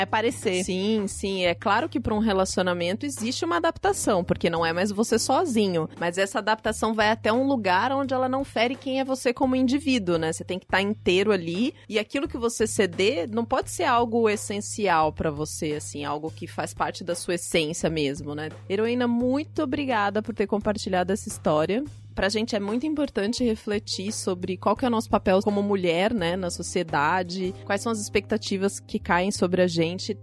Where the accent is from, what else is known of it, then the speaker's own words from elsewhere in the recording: Juiz de Fora, Minas Gerais, Brazil; now in São Paulo, Brazil; Eu vim de de Fora, que é um pouco maior, mas é cidade do interior também